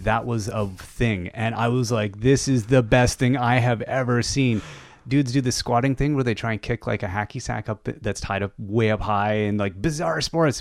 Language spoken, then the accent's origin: English; Canada